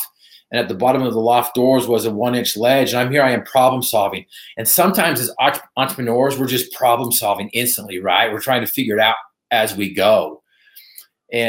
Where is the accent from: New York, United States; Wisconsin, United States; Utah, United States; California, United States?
Utah, United States; Northern; I was from Northern Utah